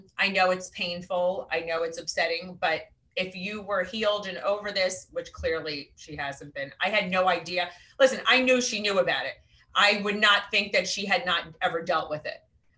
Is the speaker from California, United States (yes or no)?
no; Westchester, New York, United States; now in New Jersey, United States; I am from Westchester originally.